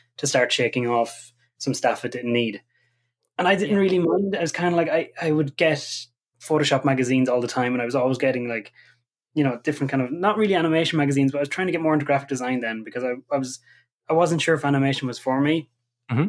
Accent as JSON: {"language": "English", "region": "County Kildare", "country": "Ireland", "also_born_or_lived": "Dublin", "moved": "yes", "lives_now": "Letterkenny, Ireland", "said": "I'm originally from Kildare"}